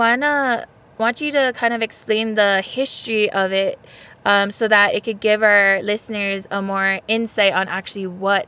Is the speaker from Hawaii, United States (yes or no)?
yes; Papakolea, Oahu, Hawaii, United States; also born or lived in Kaimuki, Oahu; no papakalea oahu mai au noho ao ma kaimuki. … from Papakalea Oahu, now living in Kaimuki.